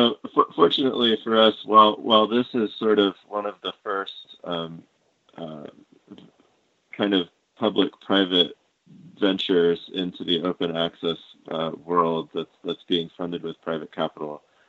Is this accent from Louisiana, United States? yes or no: no; Colorado, United States; something like in my home state of Colorado, there's something along the lines of 200 internet service providers.